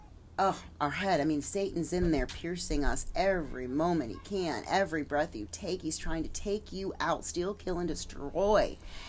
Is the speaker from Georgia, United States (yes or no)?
yes; Atlanta, Georgia, United States; moved away; I was from Atlanta.